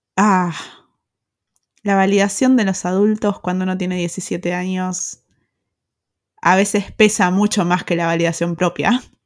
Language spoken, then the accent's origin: Spanish; Argentina; moved away as an adult; also born or lived in Pilar, Argentina; now in Germany; soy argentina